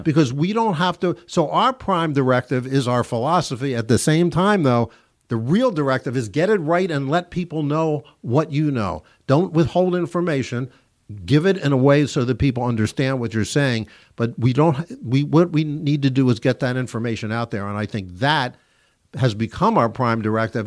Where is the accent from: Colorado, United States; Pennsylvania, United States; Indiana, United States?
Pennsylvania, United States; Philadelphia; when I was a kid growing up in Philadelphia